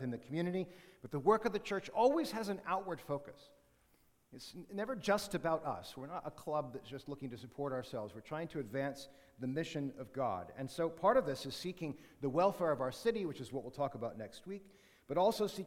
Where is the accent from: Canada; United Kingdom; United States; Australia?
Canada; good Canadian Christians